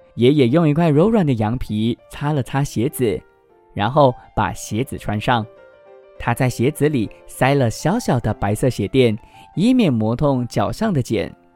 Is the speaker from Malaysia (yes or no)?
yes; George Town, Penang, Malaysia; moved away as an adult; now in Kuala Lumpur, Malaysia; 我自己呢，是来自马来西亚槟城的槟城人，那我现在呢，目前就是在吉隆坡工作嘛